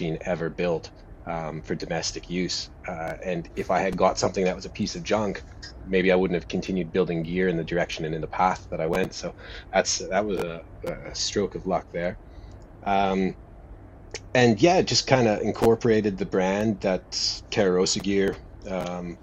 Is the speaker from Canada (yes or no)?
yes; Cariboo Chilcotin, British Columbia, Canada; now in Melbourne, Australia; I was born in Canada, in British Columbia, about halfway up the province in the Cariboo Chilcotin